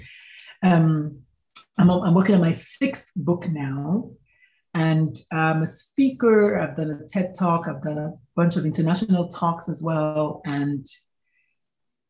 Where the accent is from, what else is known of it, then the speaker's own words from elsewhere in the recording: Nigeria; now in San Antonio, United States; I was born, bred, buttered, and slightly burned in Nigeria. So I'm Nigerian by birth